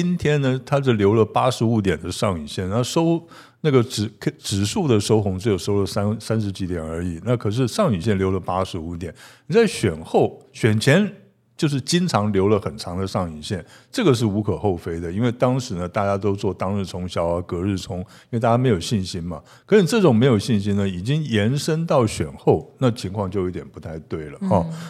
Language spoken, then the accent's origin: Chinese; Pingtung County, Taiwan; 哎，我们屏东人都一样，我也是这样。